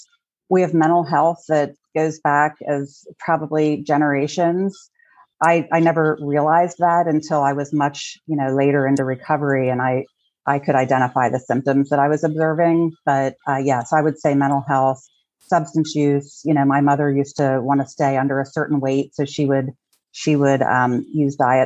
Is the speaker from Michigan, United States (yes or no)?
no; Hershey, Pennsylvania, United States; I'm originally from Hershey, PA. I was born to a blue-collar, working-class, Italian-American family